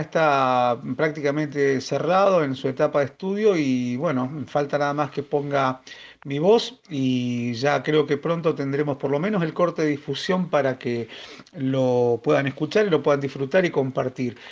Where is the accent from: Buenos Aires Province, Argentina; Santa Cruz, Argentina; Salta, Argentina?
Santa Cruz, Argentina; Río Turbio; soy de Río Turbio, provincia de Santa Cruz, la capital argentina del carbón